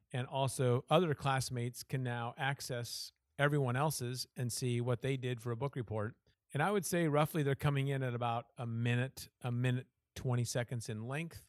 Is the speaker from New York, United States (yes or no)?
no; Iowa, United States; moved away as an adult; also born or lived in Washington / Southern California / Chicago area; I was born and raised in Iowa